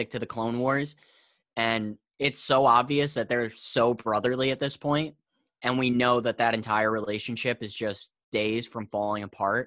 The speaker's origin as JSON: {"language": "English", "town": "New York City", "region": "New York", "country": "United States", "said": "I'm from New York City"}